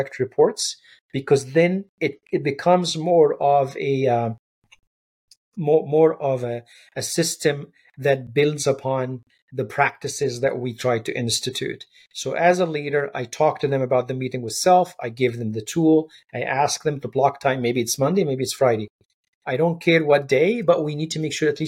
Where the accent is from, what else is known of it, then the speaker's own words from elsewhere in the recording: Egypt; when I growing up in Egypt